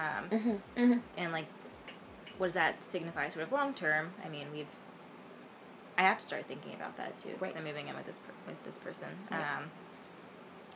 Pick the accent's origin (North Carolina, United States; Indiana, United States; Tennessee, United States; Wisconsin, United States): Tennessee, United States; Memphis; moved away; when I returned to Memphis, I'm from the South, and like, when I returned to home to my parents